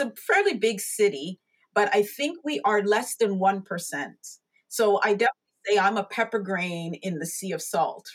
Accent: Markham, Ontario, Canada; also born or lived in United Kingdom; I was raised here in Canada. We came here when I was only about 3 years old

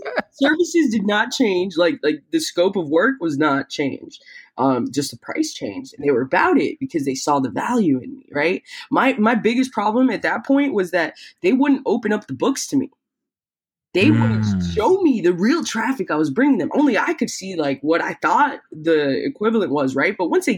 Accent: Tampa, Florida, United States; born or raised there; also born or lived in Peru

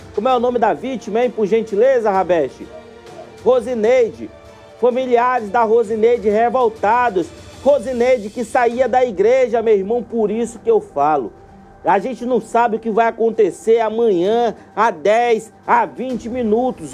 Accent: Manaus, Amazonas, Brazil; Ouro Verde ali no meu bairro, onde eu nasci e me criei

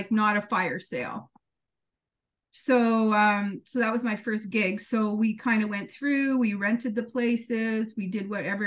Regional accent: Temagami, Ontario, Canada; I'm from Temagami originally.

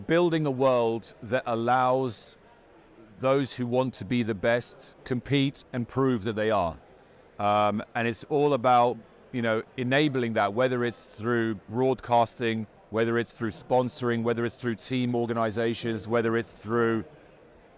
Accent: London, United Kingdom; I'm from London

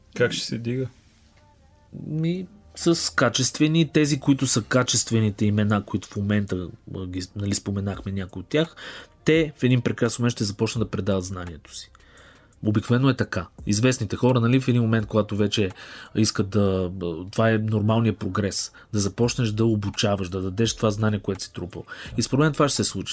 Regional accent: Bulgaria; съм българин и искам тук да развивам тази екосистема

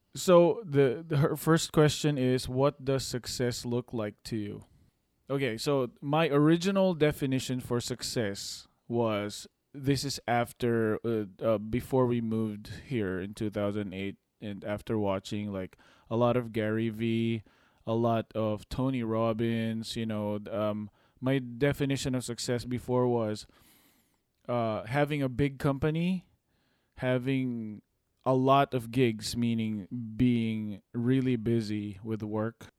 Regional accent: Philippines; moved away; we came from a from the Philippines and third world country

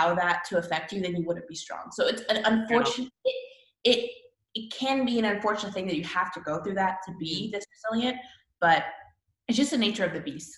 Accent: Canada; moved away as an adult; now in United States; I'm from Canada.

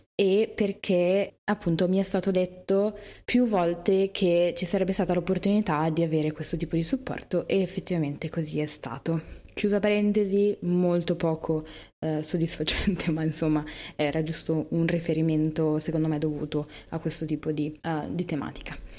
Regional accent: Milan, Lombardy, Italy; io sono di Milano

